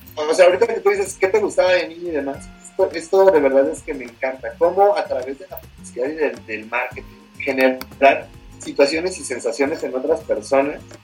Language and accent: Spanish; Mexico City, Mexico; moved away as an adult; now in Puebla, Mexico; Yo soy originario de la Ciudad de México